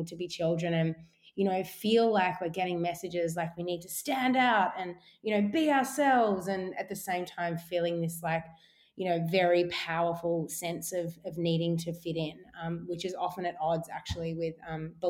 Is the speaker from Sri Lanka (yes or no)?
no; Melbourne, Victoria, Australia; My upbringing, I grew up in Bayside, down in Sandringham. So it was kind of beachside in Melbourne.